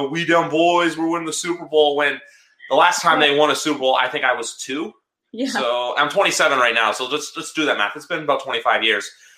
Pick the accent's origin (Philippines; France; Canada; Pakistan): Canada; I'm Canadian